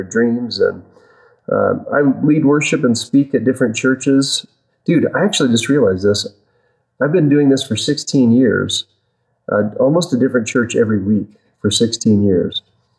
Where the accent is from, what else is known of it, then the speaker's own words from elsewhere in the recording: Colorado, United States; I was born in Colorado. I'm a fourth generation Colorado native